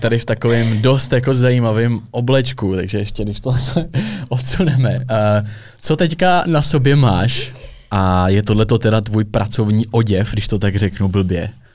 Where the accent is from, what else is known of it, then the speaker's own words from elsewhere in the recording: Czechia; jsme jako Češi nebo v Česku